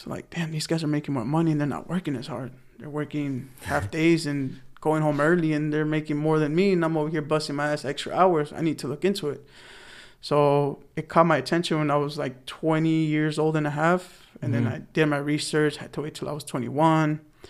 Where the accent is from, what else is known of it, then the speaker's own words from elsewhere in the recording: Los Angeles, California, United States; moved away as an adult; also born or lived in Alabama; I'm the oldest of four, born and raised in the San Fernando Valley.